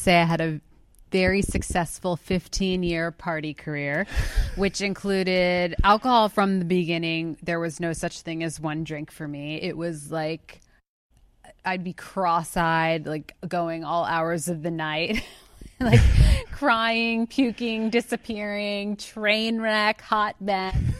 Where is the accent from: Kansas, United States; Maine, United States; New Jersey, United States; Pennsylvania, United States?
Pennsylvania, United States; outside of Philadelphia; I'm from outside of Philadelphia